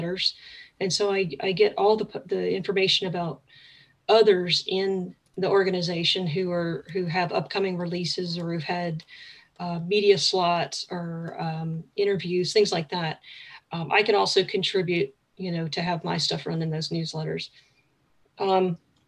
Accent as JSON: {"language": "English", "town": "Picayune", "region": "Mississippi", "country": "United States", "tie": "born or raised there", "also_born_or_lived": "Metairie, Louisiana / Kenner, Louisiana", "moved": "as an adult", "lives_now": "Maine, United States", "said": "that's where I went from fourth grade through high school. So spent a good chunk of time in Mississippi"}